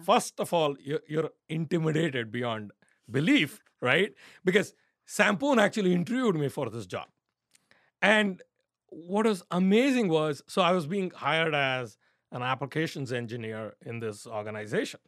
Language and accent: English; India; growing up in India